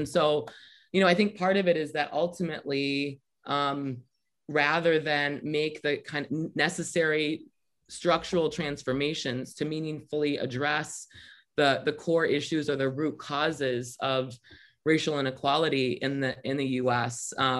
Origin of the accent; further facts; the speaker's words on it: Michigan, United States; the decision to invest in my home state of Michigan in incarcerating young people instead of in educating young people